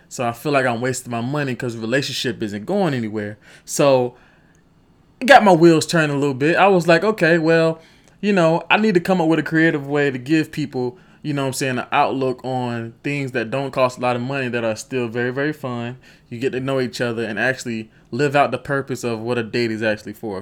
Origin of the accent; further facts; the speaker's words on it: Rock Hill, South Carolina, United States; I'm from Rock Hill, South Carolina